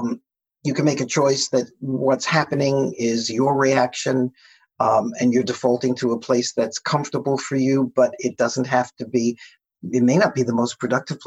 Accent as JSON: {"language": "English", "country": "United States", "said": "U.S. Americans, which is the case for both you and me"}